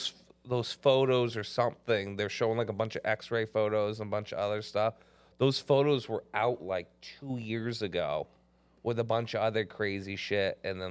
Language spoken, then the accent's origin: English; Canada; I mean, I'm Canadian.